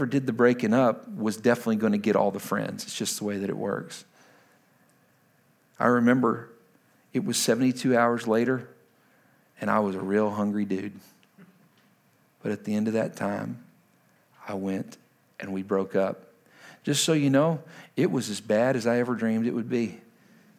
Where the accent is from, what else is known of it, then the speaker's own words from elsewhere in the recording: Lubbock, Texas, United States; now in Washington, D.C., United States; I'm from Lubbock, Texas originally